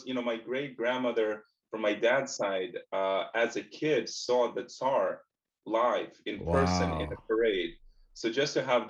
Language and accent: English; Russia; now in United States; And I had what I think is a pretty typical childhood of a kid growing up in Soviet Russia in the 80s, mid 80s. Into the early 90s as the Soviet Union fell apart, and then my family immigrated to the US in 94.